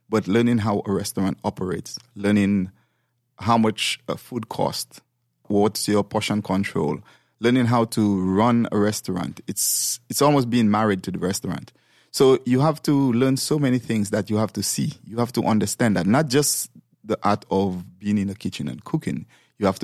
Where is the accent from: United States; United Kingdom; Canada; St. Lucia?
St. Lucia; moved away; Well, actually, I came from St. Lucia over here maybe like 26, 27 years ago.